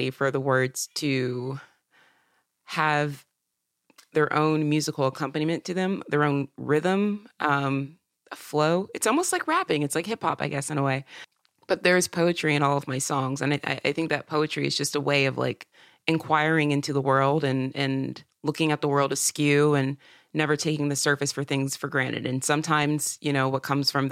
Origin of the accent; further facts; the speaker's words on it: Upstate South Carolina, United States; also born or lived in Georgia; now in Nashville, United States; I was raised in South Carolina in the upstate near the border of North and South Carolina, about an hour south of Asheville